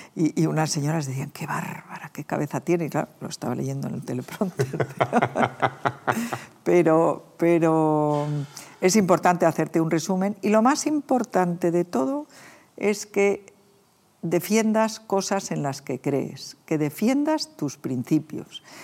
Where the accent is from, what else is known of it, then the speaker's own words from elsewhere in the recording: Community of Madrid, Spain; los madrileños